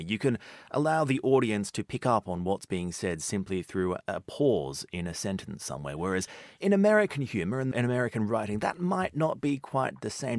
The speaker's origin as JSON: {"language": "English", "country": "Australia", "tie": "born or raised there", "said": "as a young child growing up in Australia"}